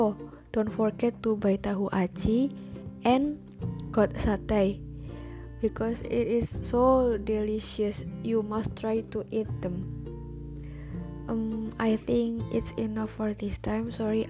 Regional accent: Tegal, Central Java, Indonesia; English is a second language; I was born in Tegal, if I'm not wrong, in Siti Hajar Hospital. Since I was born until now, I'm 19 years old, I live in here.

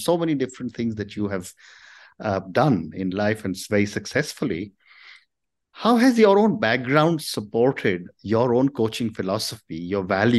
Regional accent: India; I come from India.

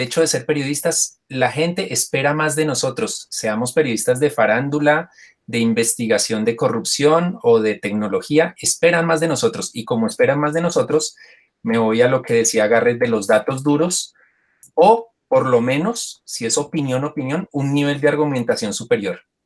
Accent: Colombia

